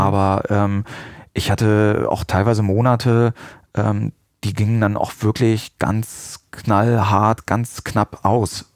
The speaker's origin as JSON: {"language": "German", "town": "Salzgitter", "region": "Lower Saxony", "country": "Germany", "also_born_or_lived": "Hanover area, Germany / Münster, Germany", "moved": "as an adult", "said": "Ich stamme aus Salzgitter"}